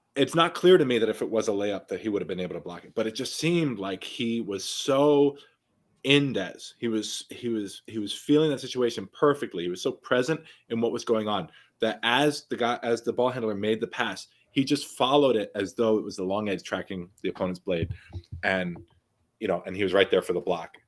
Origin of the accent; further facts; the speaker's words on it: New York City, New York, United States; growing up in New York City, right, when I was playing basketball all the time